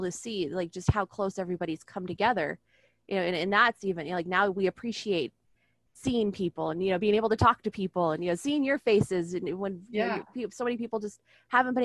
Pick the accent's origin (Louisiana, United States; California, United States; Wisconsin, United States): California, United States; San Diego; I'm not from the South. I'm from here.